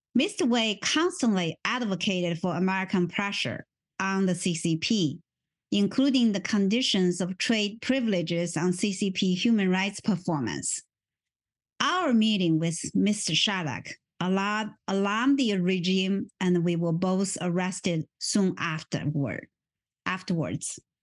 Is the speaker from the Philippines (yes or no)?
no; Wuhan, Hubei, China; English is a second language; moved away as an adult; now in United States; I was born in Wuhan when Mao Zedong's Cultural Revolution was at its peak of frenzy